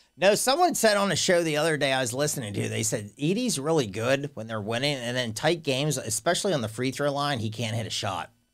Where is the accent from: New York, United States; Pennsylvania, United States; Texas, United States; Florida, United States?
Pennsylvania, United States; Central; I'm from Central P